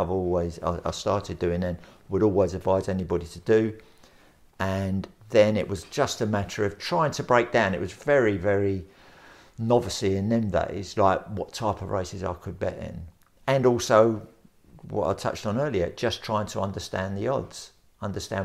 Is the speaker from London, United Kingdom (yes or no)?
yes; London, United Kingdom; I was born in Bermondsey, South London